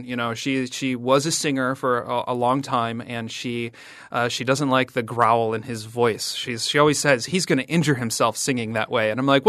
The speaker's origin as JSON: {"language": "English", "region": "Midwest", "country": "United States", "tie": "born or raised there", "said": "And as a kid kind of growing up in the Midwestern suburbs, I thought … was, like, some warning of an apocalyptic inner city, you know, dystopia."}